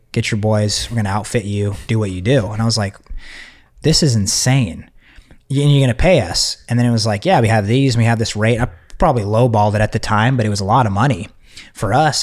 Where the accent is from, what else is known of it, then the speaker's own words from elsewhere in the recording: Texas, United States; I'm from Texas.